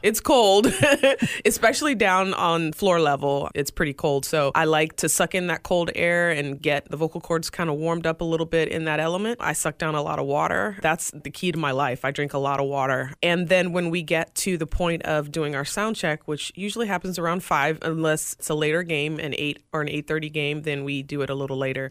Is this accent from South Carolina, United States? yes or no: yes; Greenville, South Carolina, United States; now in Tampa, United States; my hometown ECHL team, the Greenville Swamp Rabbits.